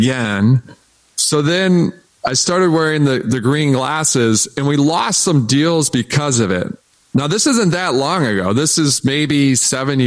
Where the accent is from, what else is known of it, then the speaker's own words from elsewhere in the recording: Detroit, Michigan, United States; I grew up in Detroit